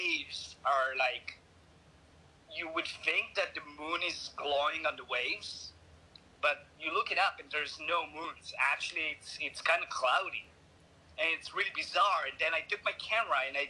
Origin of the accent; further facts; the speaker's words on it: Hod HaSharon, Central District, Israel; moved away; also born or lived in Tel Aviv; outside of Tel Aviv in my hometown, Hod HaSharon.